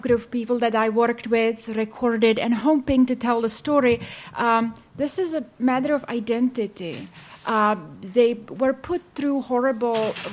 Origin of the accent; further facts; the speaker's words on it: Czechia; also born or lived in Baltimore, United States; I was from Czech, so people I worked with are mostly from Czech side